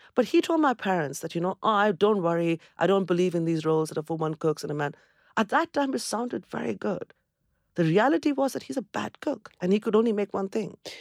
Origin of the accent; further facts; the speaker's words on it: Kolkata, West Bengal, India; moved away as an adult; also born or lived in Cambridge, United Kingdom; now in United Kingdom; I come from Calcutta, where there is just abundance of greenery.